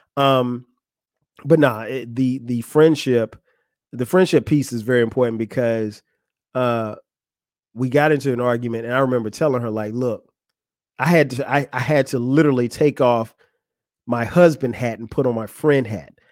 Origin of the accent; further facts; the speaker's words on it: Florence, South Carolina, United States; moved away as an adult; now in Atlanta, United States; that's my hometown, Florence, South Carolina